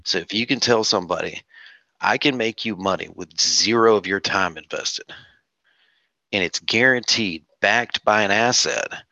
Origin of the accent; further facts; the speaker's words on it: North Carolina, United States; moved away as an adult; now in South Carolina, United States; I'm originally from North Carolina. I just moved to South Carolina about seven months ago